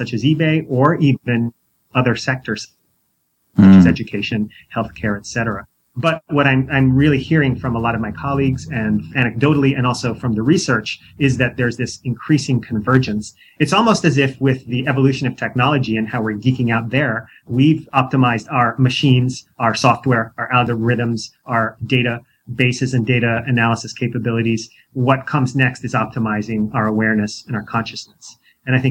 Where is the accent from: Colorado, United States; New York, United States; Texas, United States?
New York, United States; moved away as an adult; also born or lived in San Diego, California; I grew up in New York